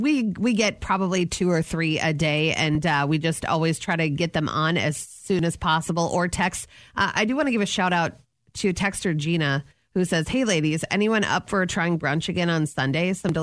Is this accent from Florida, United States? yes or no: no; Anoka, Minnesota, United States; Anoka, my hometown